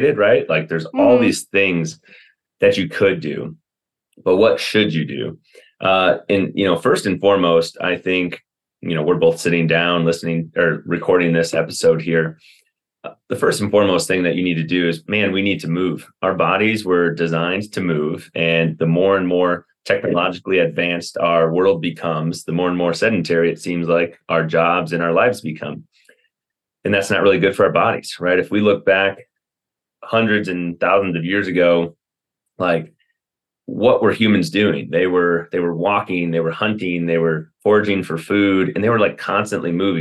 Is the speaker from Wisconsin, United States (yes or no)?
yes; Wisconsin, United States; moved away as an adult; also born or lived in Atlanta / Chicago suburbs / Kansas City suburbs; now in Colorado, United States; I'm from Wisconsin originally, went to a school called Carroll and did it all right there.